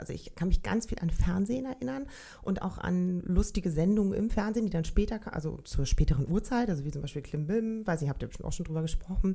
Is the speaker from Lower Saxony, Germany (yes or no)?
no; Berlin, Germany; ich bin 1971 geboren in Berlin-Charlottenburg.